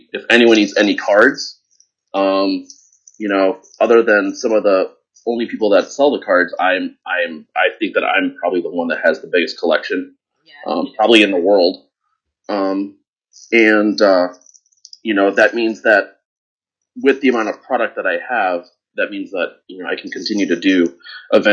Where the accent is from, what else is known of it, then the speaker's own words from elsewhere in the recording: Chicago, Illinois, United States; I'm from Chicago, so, you know, living in Chicago, there's a huge community for gaming